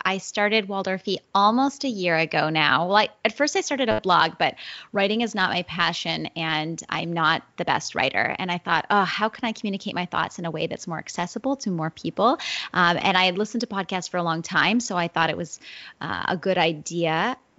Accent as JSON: {"language": "English", "town": "Wilton", "region": "New Hampshire", "country": "United States", "tie": "born or raised there", "moved": "as an adult", "said": "I moved back to my hometown, which is Wilton, New Hampshire."}